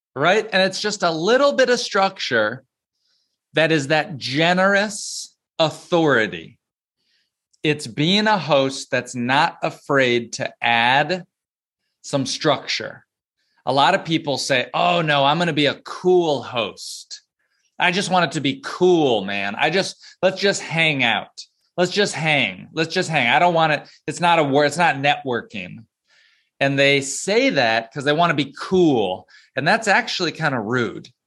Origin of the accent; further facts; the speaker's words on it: Plano, Texas, United States; moved away as an adult; also born or lived in North Carolina / North Georgia; now in New York City, United States; I grew up in Dallas in Plano